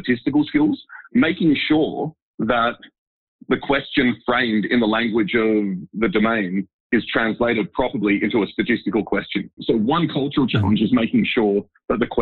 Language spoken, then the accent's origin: English; Sydney, New South Wales, Australia; moved away as an adult; also born or lived in Dresden, Germany; I grew up in Sydney.